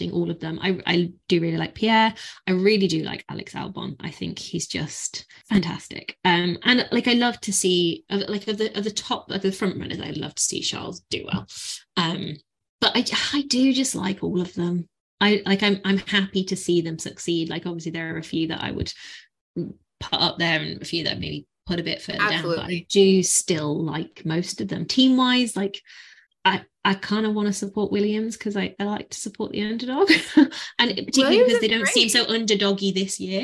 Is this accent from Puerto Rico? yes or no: no; United Kingdom; I feel the same being British